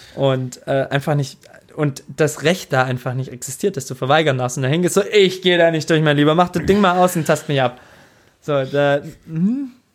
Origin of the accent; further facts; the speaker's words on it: Tübingen area, Baden-Württemberg, Germany; über Tübingen geredet und ich komme ja da direkt aus der Ecke